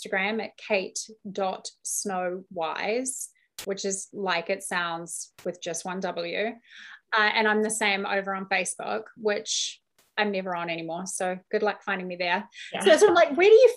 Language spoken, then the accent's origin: English; New Zealand; I'm also from New Zealand where I drink far too much